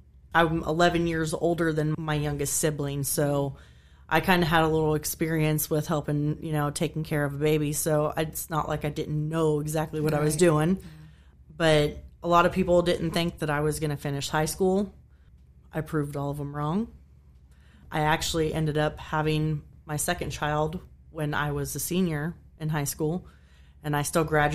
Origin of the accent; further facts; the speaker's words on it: Kansas, United States; I grew up in Kansas.